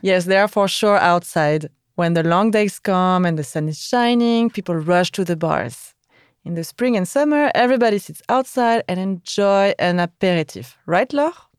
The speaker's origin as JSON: {"language": "English", "country": "France", "said": "we never cook that early in France."}